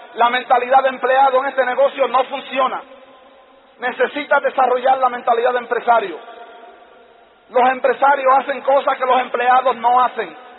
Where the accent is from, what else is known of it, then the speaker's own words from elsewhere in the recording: New York, United States; yo vivía en Nueva York y en Nueva York pues yo era un niño callejero, caminaba por las calles, cuando tenía 10 años de edad